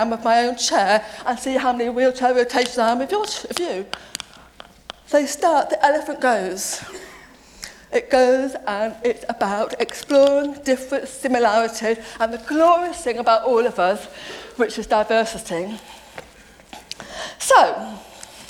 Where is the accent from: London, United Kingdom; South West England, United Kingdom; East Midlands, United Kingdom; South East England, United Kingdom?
East Midlands, United Kingdom; Nottingham; I grew up in Nottingham